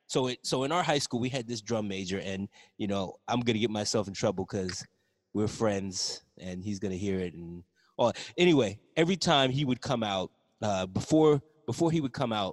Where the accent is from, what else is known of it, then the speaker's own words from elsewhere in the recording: Largo, Maryland, United States; I grew up in the Kettering Largo area, PG County, and I went to Largo High School.